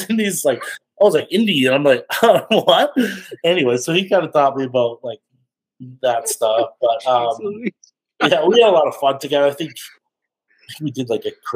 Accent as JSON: {"language": "English", "town": "Lethbridge", "region": "Alberta", "country": "Canada", "tie": "born or raised there", "said": "I'm from Canada, Lethbridge, Alberta."}